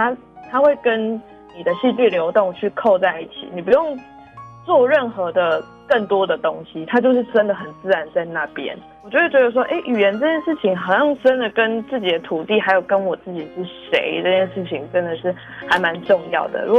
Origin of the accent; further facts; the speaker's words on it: Taiwan; first language Taiwanese Hokkien; Chinese is a second language; 就是我是讲台语的家庭，其实我从小从阿嬷啊，或者是即便到现在跟爸爸妈妈沟通，其实都是用台语去做沟通比较多。